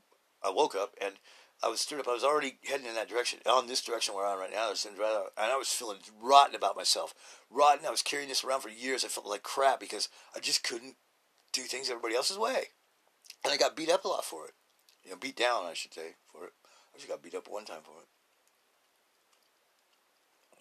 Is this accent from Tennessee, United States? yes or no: no; Idaho, United States; I'm from Idaho